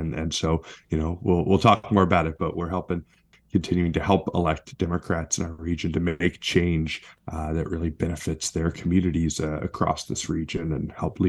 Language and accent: English; West Hartford, Connecticut, United States; moved away; also born or lived in Southwestern Virginia; I grew up in actually in New England, in Hartford, West Hartford, Connecticut, but my mother's family is from Southwestern Virginia